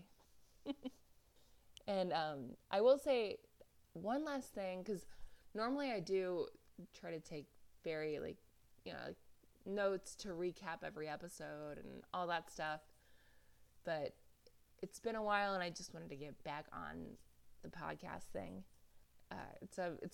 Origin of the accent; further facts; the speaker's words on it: East Coast, United States; moved away; I am originally from the East Coast.